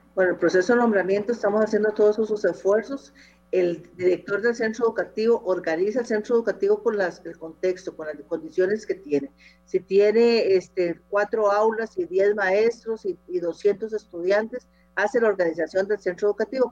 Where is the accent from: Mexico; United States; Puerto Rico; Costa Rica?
Costa Rica; como ciudadanos costarricenses